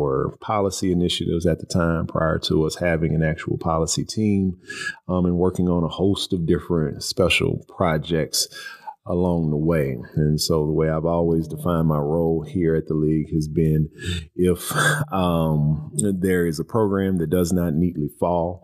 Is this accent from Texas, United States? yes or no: yes; Houston, Texas, United States; moved away as an adult; also born or lived in College Station, Texas; now in Louisville, United States; I am a transplant to Louisville. I was born and raised in Houston, Texas.